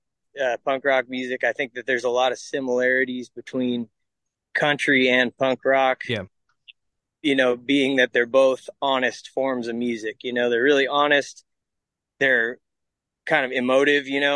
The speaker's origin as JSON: {"language": "English", "region": "California", "country": "United States", "tie": "born or raised there", "said": "growing up in California"}